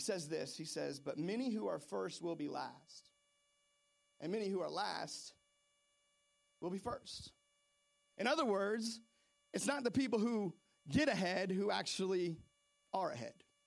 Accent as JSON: {"language": "English", "town": "Seattle", "region": "Washington", "country": "United States", "tie": "born or raised there", "said": "I grew up in Seattle, Washington"}